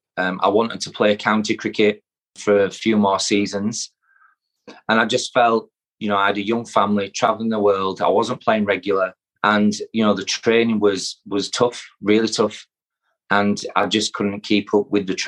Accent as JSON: {"language": "English", "region": "Yorkshire and the Humber", "country": "United Kingdom", "said": "I'm a Yorkshire lad. All my family are from Yorkshire"}